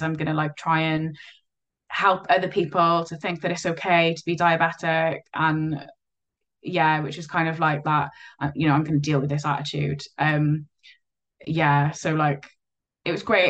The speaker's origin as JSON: {"language": "English", "town": "Cardiff", "region": "Wales", "country": "United Kingdom", "tie": "born or raised there", "also_born_or_lived": "Llanishen / Abercynon", "lives_now": "Merthyr Tydfil, United Kingdom", "said": "I was a uh, Cardiff born and bred. Uh, living, I grew up in Splot"}